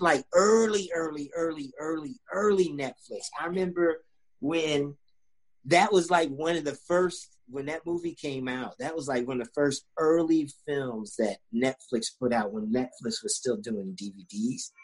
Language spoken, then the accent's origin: English; Sandusky, Ohio, United States; also born or lived in England; I grew up in Sandusky, Ohio